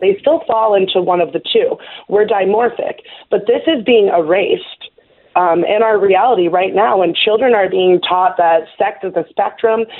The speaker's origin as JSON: {"language": "English", "town": "New York City", "region": "New York", "country": "United States", "tie": "born or raised there", "said": "I was born in New York City"}